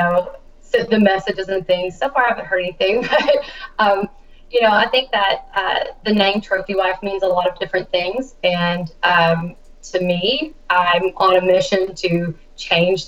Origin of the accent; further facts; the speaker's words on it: Kentucky, United States; my home state, Kentucky